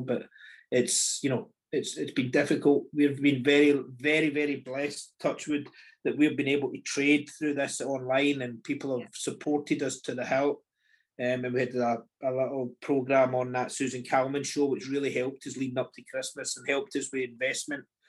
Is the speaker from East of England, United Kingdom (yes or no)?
no; Scotland, United Kingdom; we're very used to being Scottish